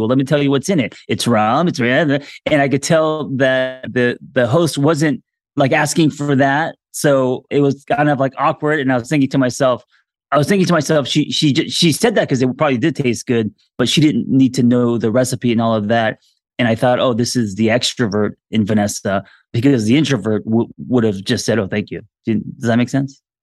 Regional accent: Los Angeles, California, United States; also born or lived in Korea; I'm, uh, L A my entire life.

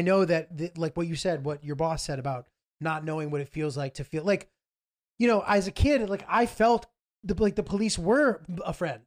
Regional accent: New York, United States; I'm from New York

